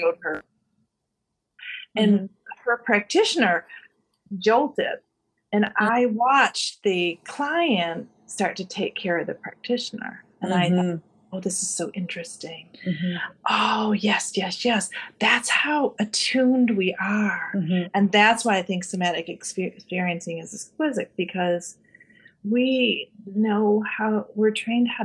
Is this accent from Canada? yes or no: yes; Canada; I am a dual citizen. So I'm Canadian